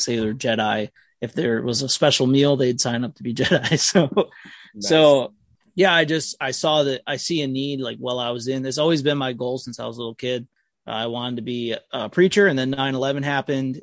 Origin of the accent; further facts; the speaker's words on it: Niagara Falls, New York, United States; I'm from Niagara Falls, New York